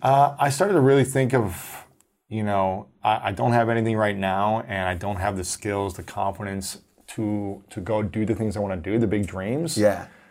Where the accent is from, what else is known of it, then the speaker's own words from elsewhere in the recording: Ohio, United States; I'm from Ohio, and so we're the same age